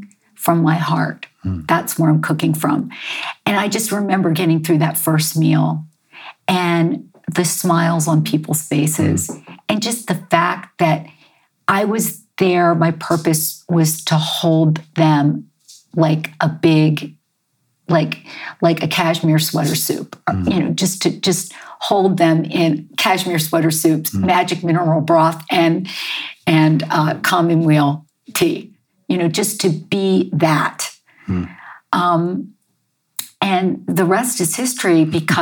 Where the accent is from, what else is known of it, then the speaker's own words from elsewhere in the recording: Baltimore, Maryland, United States; I grew up, I was born in Baltimore, Maryland.